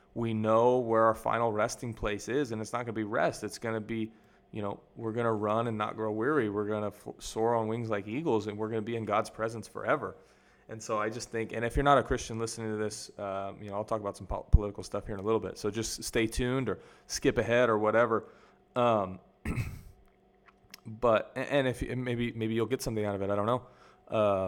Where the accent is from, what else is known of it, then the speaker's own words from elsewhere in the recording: United States; moved away as an adult; now in Mexico; I grew up in America